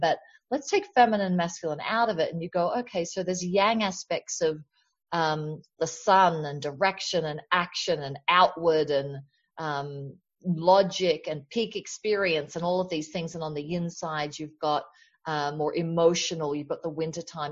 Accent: Australia; now in United States; I grew up in Australia, which has the tall poppy syndrome

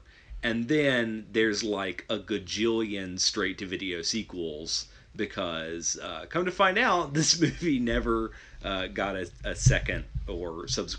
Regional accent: Detroit, Michigan, United States; I love RoboCop, and, you know, I'm from Detroit, so I'm proud of RoboCop.

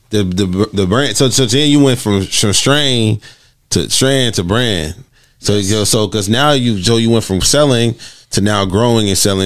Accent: Los Angeles, California, United States; being born and raised in Los Angeles

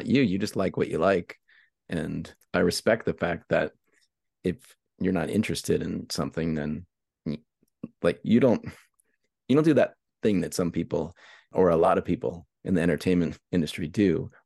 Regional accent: Pittsburgh, Pennsylvania, United States; moved away; also born or lived in San Francisco; I'm from Pittsburgh

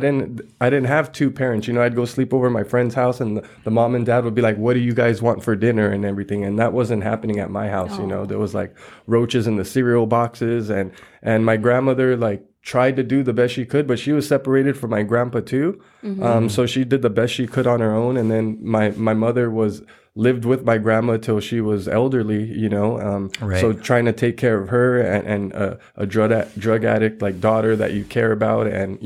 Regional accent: San Gabriel, California, United States; now in Covina, United States; I'm from the city of San Gabriel, which is not too far from here

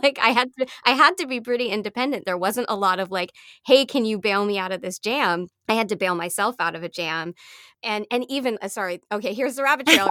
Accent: Canada; now in United States; I'm Canadian, um, by birth, and so I only got my American citizenship in my twenties, so at this point, I'm a Canadian with, um, a green card here in the U S

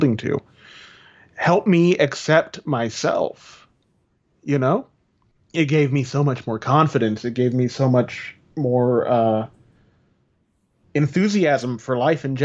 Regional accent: United States; I'm Mexican and I am from America, but I am of Mexican descent.

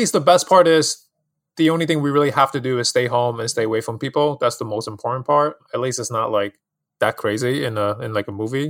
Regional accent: New York City, New York, United States; also born or lived in Hong Kong; Yeah, so I'm actually born and raised in Hong Kong, and I moved to New York City in Queens when I was 10. So a New Yorker here, I grew up here.

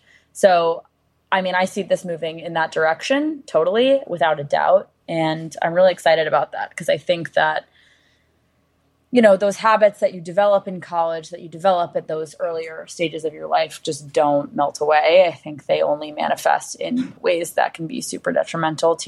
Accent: New York City, New York, United States; also born or lived in Los Angeles; growing up in New York City, like, when I was a kid

